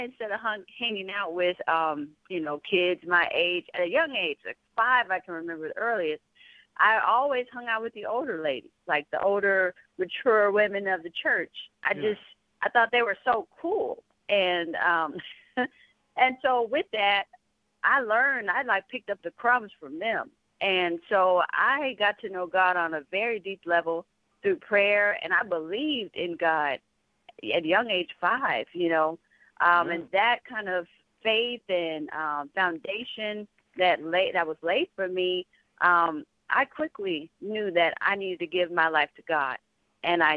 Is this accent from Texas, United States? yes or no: yes; San Antonio, Texas, United States; I'm from San Antonio, Texas